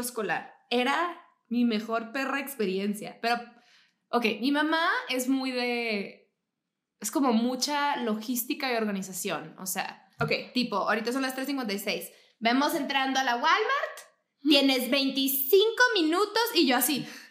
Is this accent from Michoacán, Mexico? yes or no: no; Mexicali, Baja California, Mexico; yo soy de Mexicali, que literalmente es una ciudad fronteriza. O sea, yo crecí para mí era súper normal ver la, reja